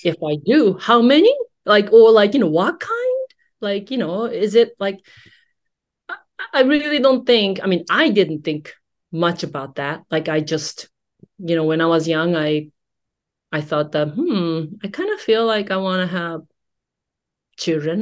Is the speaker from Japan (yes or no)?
yes; Japan; growing up in Japanese society